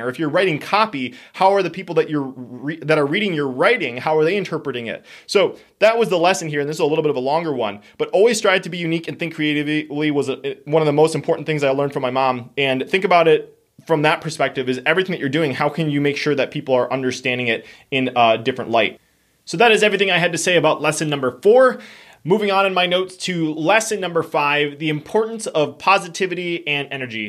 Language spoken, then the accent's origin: English; Wisconsin, United States; we are from Wisconsin